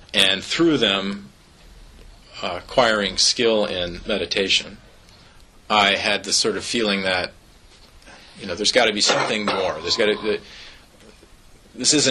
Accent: Eugene, Oregon, United States; moved away as an adult; also born or lived in Seattle; we really need to move back to Eugene

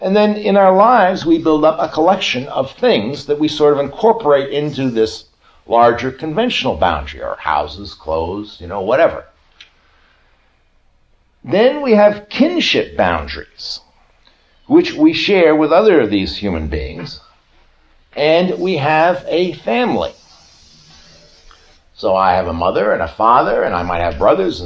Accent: United States; I'm an American

